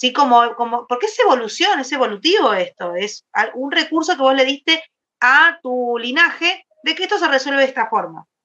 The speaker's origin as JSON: {"language": "Spanish", "country": "Argentina", "said": "soy de Argentina."}